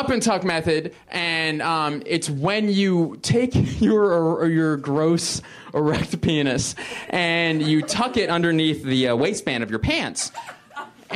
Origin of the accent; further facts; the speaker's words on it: Philadelphia, Pennsylvania, United States; moved away; also born or lived in Boston; I'm originally from Philadelphia, which is in Pennsylvania, which is in the United States